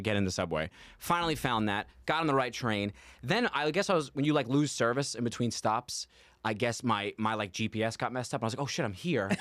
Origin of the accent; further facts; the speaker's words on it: New York City, New York, United States; I'm from Staten Island, which is very arguably not a part of New York